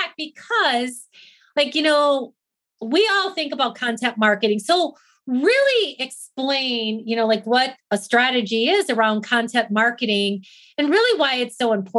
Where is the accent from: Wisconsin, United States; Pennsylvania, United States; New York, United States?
Wisconsin, United States; now in Arizona, United States; I grew up in Wisconsin. So if you know anything about the Midwest, we were all about farming, right?